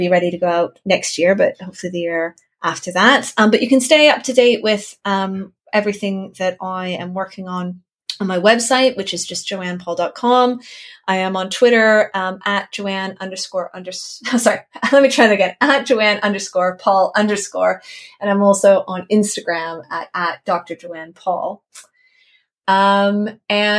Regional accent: Canada; I'm Canadian

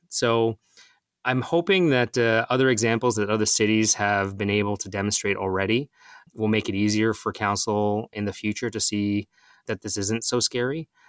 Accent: Mississauga, Ontario, Canada; I grew up in Mississauga. My parents still live here

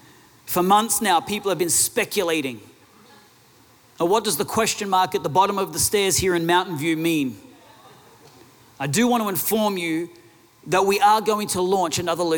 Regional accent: Australia; Now, a lot of people know that we're from Australia.

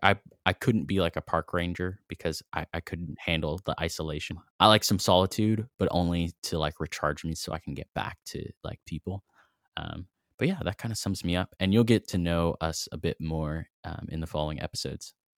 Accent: Fayetteville, Arkansas, United States; now in Knoxville, United States; I grew up in Fayetteville, Arkansas

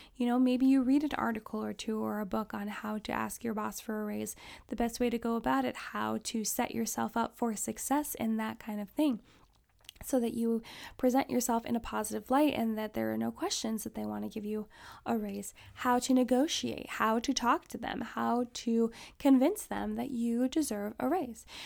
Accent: Alaska, United States; I grew up in Alaska

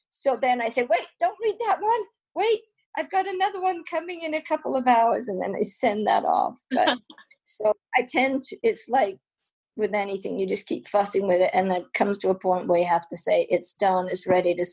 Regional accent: England, United Kingdom; now in United States; I've always been a photographer ever since I came to America and, you know, got a camera. I mean, it, we grew up in England, we are poor, I never had a camera but I got a camera.

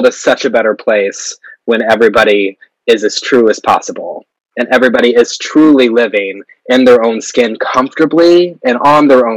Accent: Missouri, United States; born or raised there; now in New York, United States

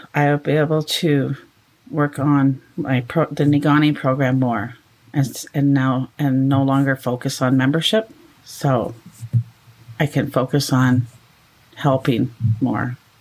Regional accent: Thessalon First Nation, Ontario, Canada; I am from Thessalon First Nation

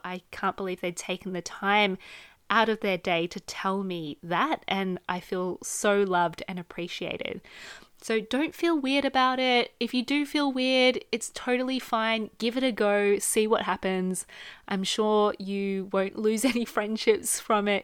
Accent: Australia; moved away; I come from a very small family, just me, my mum, and my dad growing up in Australia

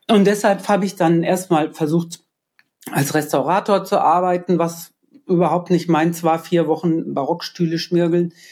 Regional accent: Germany; also born or lived in Copenhagen, Denmark / India; Ja, ich bin Deutsche, aber meine Mutter ist Dänin und mein Vater ah. ist Deutscher und das, das war dann immer klar Deutsch.

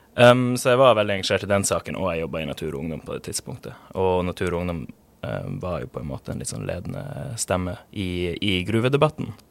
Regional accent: Pasvik, Troms og Finnmark, Norway; jeg vokste opp i Pasvik utenfor Kirkenes i Øst-Finnmark

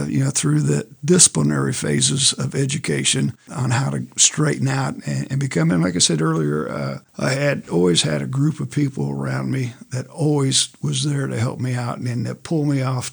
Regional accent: United States; also born or lived in Arizona; I'm from Wayne Township here

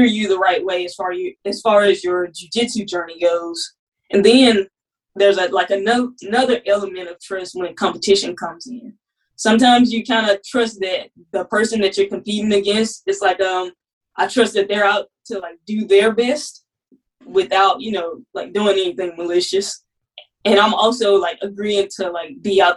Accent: Mississippi, United States; moved away as an adult; now in Alabama, United States; I'm from Mississippi originally. So I came to Alabama

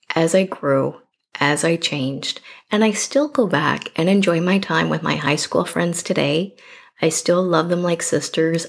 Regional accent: Canada; I'm clearly Canadian

